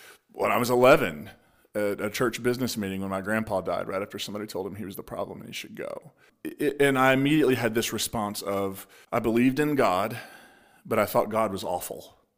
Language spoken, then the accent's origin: English; Kentucky, United States; I'm from the Appalachian region, so Eastern Kentucky, West Virginia border town. Is where I grew up.